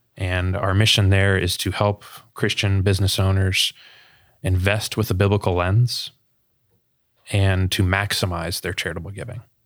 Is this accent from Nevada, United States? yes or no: no; Sarasota, Florida, United States; born and raised in Sarasota, Florida